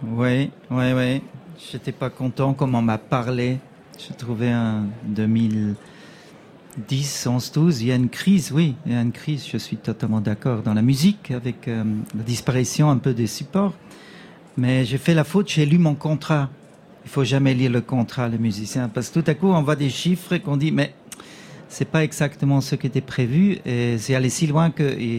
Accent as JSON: {"language": "French", "country": "Switzerland", "said": "je suis suisse"}